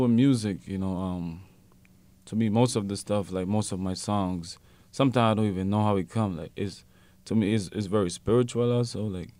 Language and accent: English; Hopkins, Stann Creek District, Belize; You know, I'm from Hopkins, Belize.